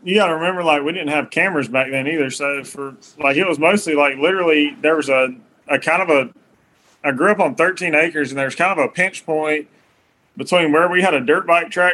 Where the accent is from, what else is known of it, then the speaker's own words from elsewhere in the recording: Middle Georgia, United States; I'm from Middle Georgia